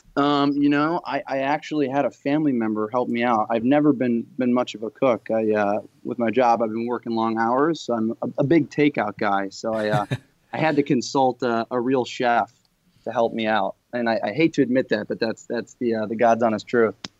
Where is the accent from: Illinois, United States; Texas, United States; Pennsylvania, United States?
Illinois, United States; Chicago; also born or lived in New York; now in Los Angeles, United States; I grew up in Chicago in, in an urban setting. I've lived in New York for a few years, and now I'm living out in Los Angeles.